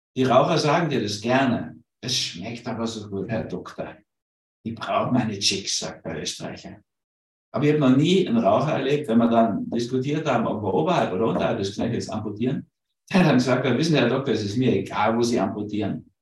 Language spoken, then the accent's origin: German; Berlin, Germany; also born or lived in Hamburg; ich bin ja Berliner, also in Berlin geboren, sondern Mischung aus Hamburg und Berlin.